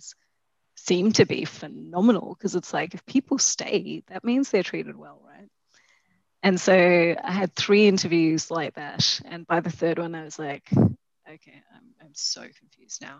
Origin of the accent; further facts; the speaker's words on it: Australia; moved away as an adult; also born or lived in London, United Kingdom; I was from Australia too